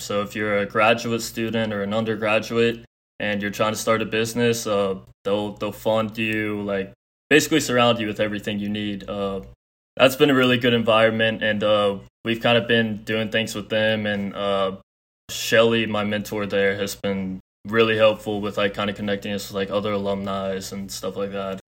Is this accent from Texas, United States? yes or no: yes; Houston, Texas, United States; I'm from Houston, Texas